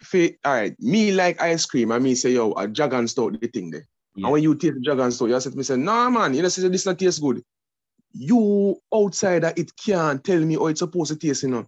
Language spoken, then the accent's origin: English; Jamaica; we as Jamaican men